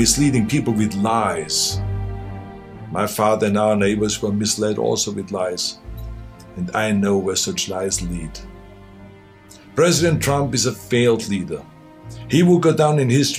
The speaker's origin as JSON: {"language": "English", "country": "Austria", "tie": "born or raised there", "second_language": "English", "moved": "as an adult", "lives_now": "United States", "said": "I grew up in Austria."}